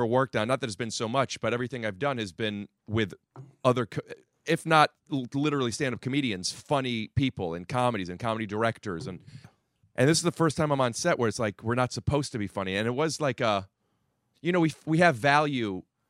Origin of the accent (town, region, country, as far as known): Cleveland, Ohio, United States; born or raised there